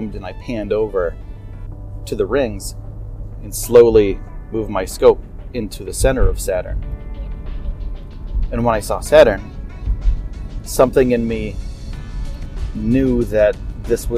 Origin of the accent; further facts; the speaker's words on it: upstate New York, United States; moved away as an adult; also born or lived in Los Angeles; at 18 years old, I left my hometown and I traveled to Los Angeles. I did some skateboarding things there, and I'm from upstate New York